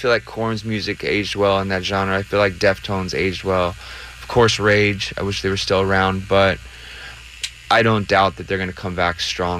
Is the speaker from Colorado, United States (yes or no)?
no; Riverside, California, United States; legends in Riverside where I grew up.